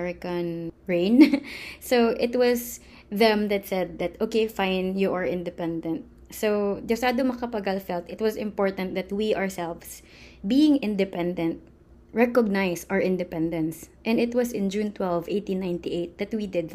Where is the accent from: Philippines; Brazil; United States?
Philippines; as Filipinos